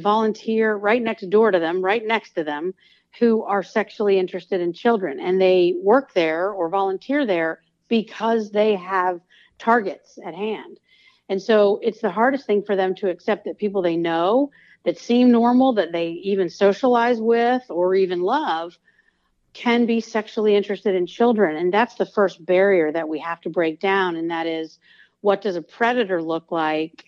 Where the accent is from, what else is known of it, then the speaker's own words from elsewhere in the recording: Georgia, United States; I'm from Georgia, and I was at the University of Georgia at the time